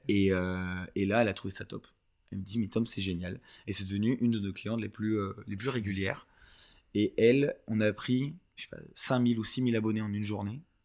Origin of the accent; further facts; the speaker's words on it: France; moved away as an adult; je suis français de base et j'ai vécu jusqu'à 21 ans.